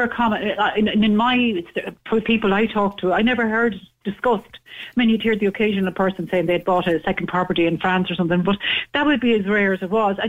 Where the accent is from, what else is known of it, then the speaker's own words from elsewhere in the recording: Dublin, Leinster, Ireland; we were very much of a country background, was born and raised in Dublin